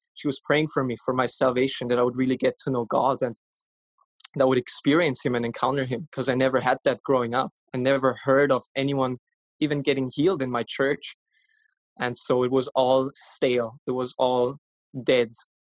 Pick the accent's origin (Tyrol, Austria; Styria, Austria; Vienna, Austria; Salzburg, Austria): Vienna, Austria; I'm from Vienna, Austria. I was born and raised there.